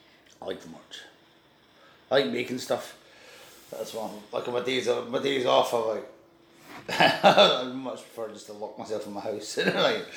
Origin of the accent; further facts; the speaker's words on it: Stow, Scotland, United Kingdom; also born or lived in Edinburgh; I grew up in Stow. I was born in Edinburgh. But... Okay. But then when I was four, we moved to Stow in the Scottish Borders.